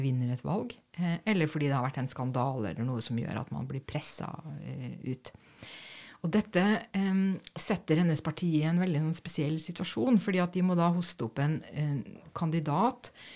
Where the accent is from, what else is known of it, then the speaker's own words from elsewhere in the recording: Norway; som nordmann